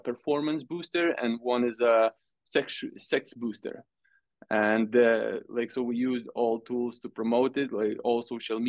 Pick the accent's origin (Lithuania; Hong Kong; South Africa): Lithuania; now in Sweden; I am from Lithuania, but I live in Sweden.